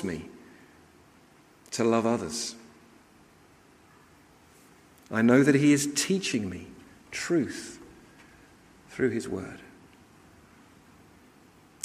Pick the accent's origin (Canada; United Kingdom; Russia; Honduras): United Kingdom; London; the house I grew up with in North London